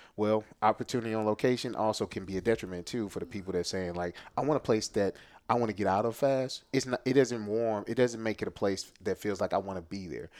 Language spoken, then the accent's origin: English; Jennings, Missouri, United States; I'm born and raised in Jennings, uh, J-Town for life